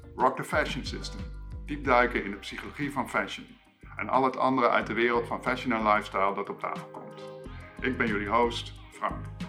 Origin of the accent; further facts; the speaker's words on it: Amsterdam, North Holland, Netherlands; ik kom zelf uit Amsterdam